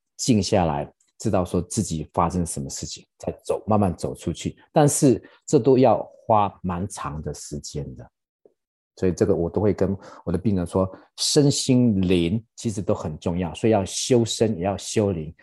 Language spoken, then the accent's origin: Chinese; Taiwan; now in United States; 我们台湾人